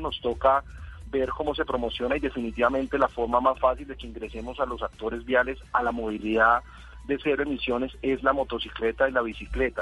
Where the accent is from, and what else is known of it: Colombia